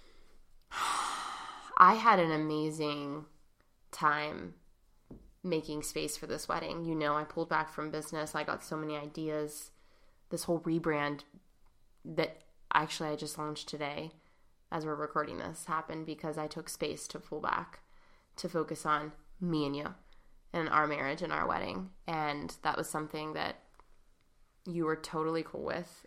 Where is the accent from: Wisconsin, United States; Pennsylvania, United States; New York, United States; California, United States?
Pennsylvania, United States; Pittsburgh; we're from Pittsburgh